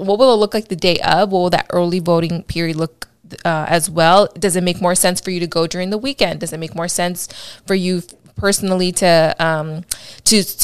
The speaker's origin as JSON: {"language": "English", "town": "Chicago", "region": "Illinois", "country": "United States", "moved": "yes", "lives_now": "California, United States", "said": "I'm from Chicago, proud Chicagoan still"}